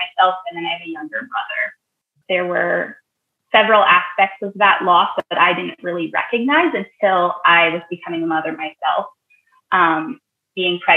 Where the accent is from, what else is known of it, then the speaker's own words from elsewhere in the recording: Northern Alberta, Canada; moved away; my hometown in Northern Alberta